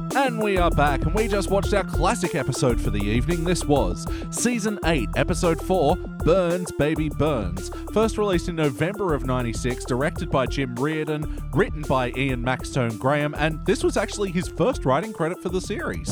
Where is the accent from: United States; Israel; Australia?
Australia